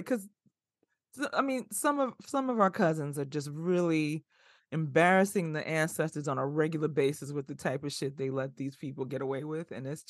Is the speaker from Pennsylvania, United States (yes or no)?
no; Bronx, New York, United States; also born or lived in Flatbush; I am very much a product of the South Bronx as well as Flatbush.